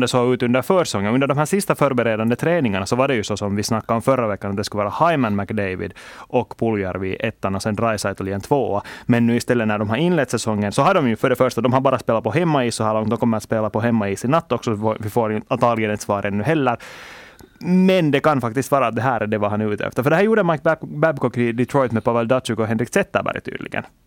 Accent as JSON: {"language": "Swedish", "country": "Finland", "said": "vi är ju ändå finländare"}